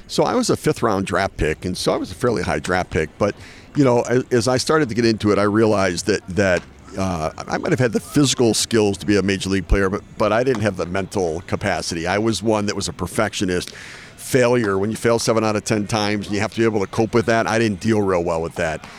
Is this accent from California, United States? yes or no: no; Detroit, Michigan, United States; I grew up in Detroit